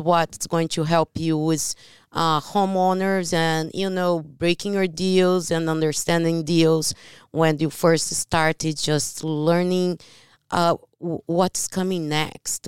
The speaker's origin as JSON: {"language": "English", "country": "Brazil", "second_language": "English", "moved": "yes", "said": "I am from Brazil"}